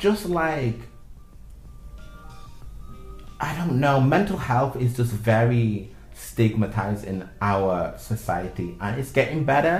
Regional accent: Manchester, North West England, United Kingdom; moved away as an adult; also born or lived in Milan, Italy; now in China; I'm from Manchester.

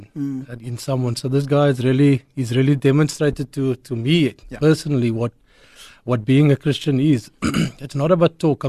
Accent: Cape Town, Western Cape, South Africa; I ended up in Westridge Mitchell's Plain, at the Westridge Baptist Church. So that's where I met Barry. I think we were 10, 11, 12 years old

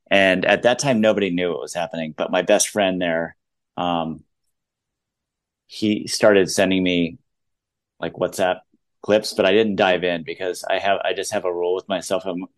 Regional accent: United States; And as American to say, it's like their 9/11, it's so much bigger.

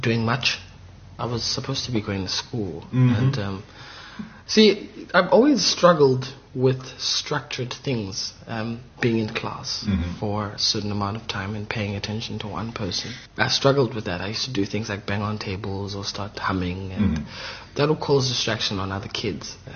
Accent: Lesotho; moved away as an adult; now in Johannesburg, South Africa; I come from a village in Lesotho called Lukokwaneng, Tianing.

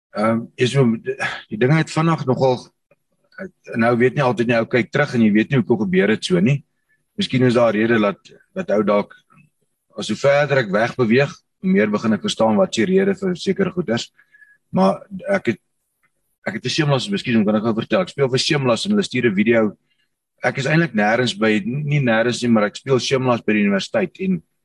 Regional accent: Harrismith, Free State, South Africa; moved away as an adult; also born or lived in Bloemfontein / Pretoria; ek is ook 'n gewone man met Harry Smit laerskool gegaan, Harry Smit hoërskool gegaan

